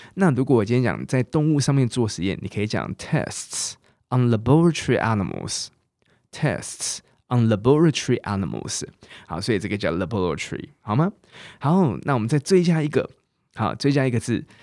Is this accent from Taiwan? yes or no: yes; Taiwan; accent: Taiwanese Mandarin; moved away as an adult; now in United Kingdom; 我台湾国语